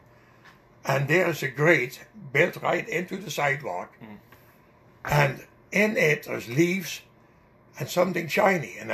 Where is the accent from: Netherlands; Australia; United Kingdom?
Netherlands; accent: Dutch; English is a second language; now in Canada; my Dutch accent